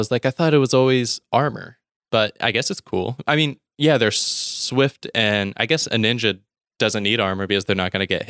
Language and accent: English; the South, United States; so I grew up in the South. It's a very religious area